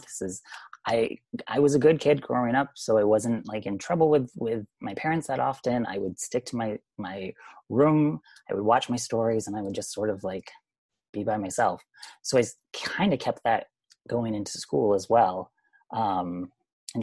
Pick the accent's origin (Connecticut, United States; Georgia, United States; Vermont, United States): Vermont, United States; moved away as an adult; Small town Vermont. And born and raised 18 years.